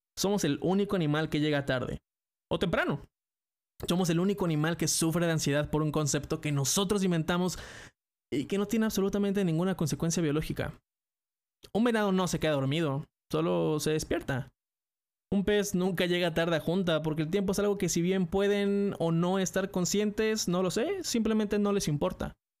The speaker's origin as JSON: {"language": "Spanish", "country": "Mexico", "said": "soy mexicano"}